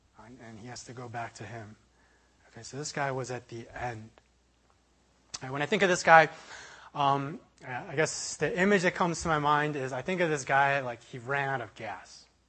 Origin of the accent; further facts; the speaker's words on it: Chicago, Illinois, United States; I was traveling from University of Illinois back to Chicago. That's kind of where I'm from in my hometown.